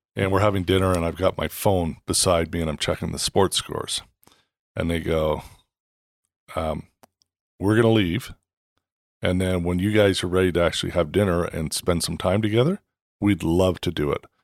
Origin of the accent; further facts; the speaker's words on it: Canada; moved away as an adult; now in United States; growing up in Canada, I played hockey